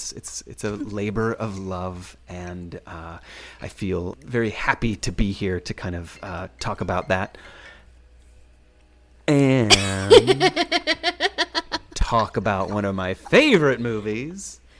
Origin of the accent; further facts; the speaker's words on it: Richmond, Virginia, United States; now in Brooklyn, United States; I was born in Virginia, raised in Richmond, live in Brooklyn